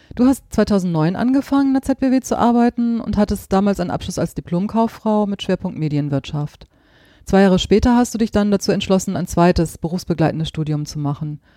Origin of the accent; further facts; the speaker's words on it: Germany; bei uns in Deutschland